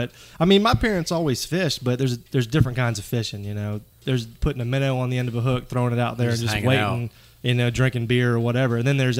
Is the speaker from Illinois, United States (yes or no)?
no; Graceville, Florida, United States; moved away as an adult; also born or lived in Gainesville, Florida; now in Dothan, United States; I'm from Northwest Florida, Graceville.